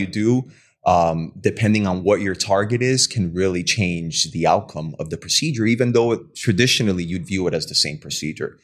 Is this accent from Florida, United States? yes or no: yes; Hialeah, Florida, United States; also born or lived in Cuba; now in West Palm Beach, United States; I graduated from, uh, Hialeah High School